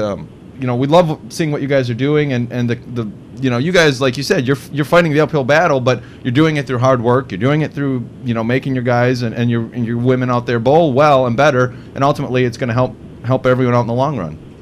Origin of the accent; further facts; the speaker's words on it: Wisconsin, United States; my friends who I grew up with in Wisconsin